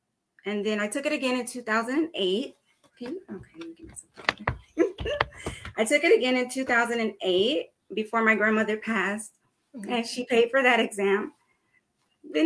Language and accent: English; California, United States; I am from California